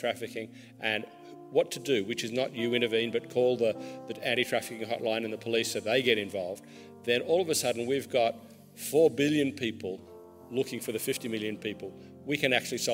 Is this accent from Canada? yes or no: no; Australia; I'm Australian